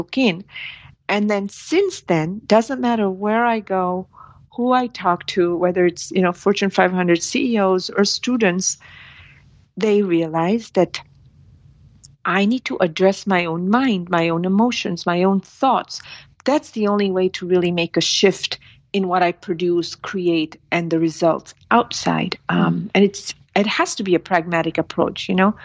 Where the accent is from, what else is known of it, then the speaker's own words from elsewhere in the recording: India; moved away; I'm from India